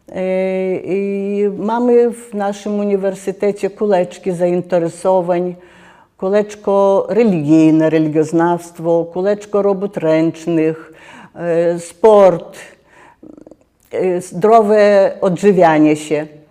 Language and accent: Polish; Lithuania; jestem z Litwy